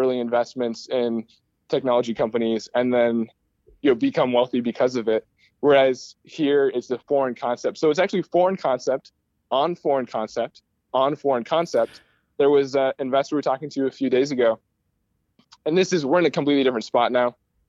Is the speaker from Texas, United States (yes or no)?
no; California, United States; born there; also born or lived in Istanbul, Turkey; now in Michigan, United States; So I'm originally from, I was born in California. We moved to Istanbul. We came back to Michigan